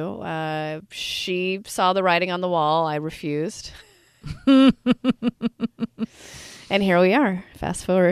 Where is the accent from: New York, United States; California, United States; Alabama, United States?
California, United States; Bay Area; I'm born and raised in the Bay Area